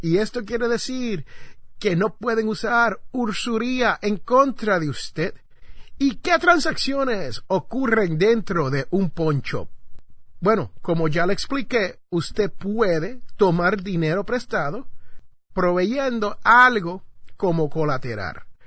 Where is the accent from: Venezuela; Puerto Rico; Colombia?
Puerto Rico; San Juan; en el barrio donde yo me crié, en Santurce, Puerto Rico, específicamente Barrio Obrero